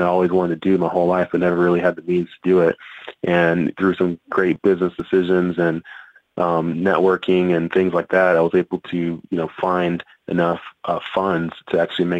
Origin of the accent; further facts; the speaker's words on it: Texas, United States; moved away; growing up in Texas